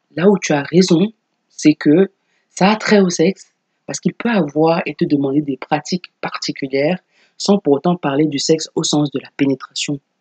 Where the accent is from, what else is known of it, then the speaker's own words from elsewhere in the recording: Cameroon; chez nous au Cameroun